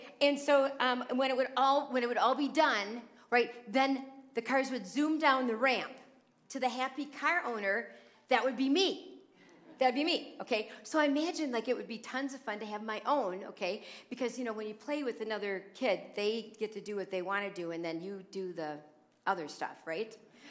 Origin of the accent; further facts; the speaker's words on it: New Jersey, United States; born there; also born or lived in Philadelphia / Madison, Wisconsin; now in Oconomowoc, United States; I've always grown up in northern states. Okay, I was born in New Jersey. And then we moved to Philadelphia, and then I moved to Madison, Wisconsin. Then I went to college in Wisconsin, and then on to our present home here in Oconomowoc.